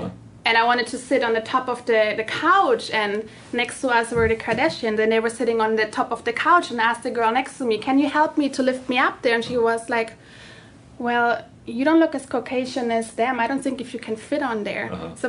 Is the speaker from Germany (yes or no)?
yes; Germany; English is a second language; also born or lived in Tanzania; mm-hmm. born in Africa, German, but it's like my story goes a little deeper because I was born in Africa.